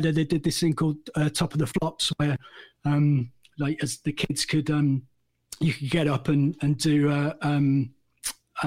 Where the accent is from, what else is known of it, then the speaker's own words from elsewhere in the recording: Lichfield, West Midlands, United Kingdom; growing up in Lichfield, which is about 20 minutes from Birmingham